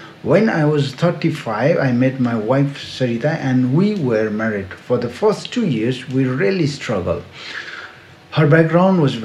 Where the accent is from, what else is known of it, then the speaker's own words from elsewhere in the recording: Siliguri, West Bengal, India; he offered me a job in my hometown, four hours away in Siliguri